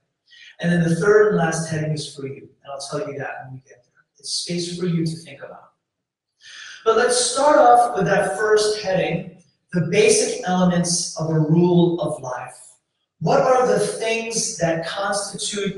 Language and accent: English; New York City, New York, United States; moved away as an adult; also born or lived in Kalispell, Montana; now in Houston, United States; And I grew up there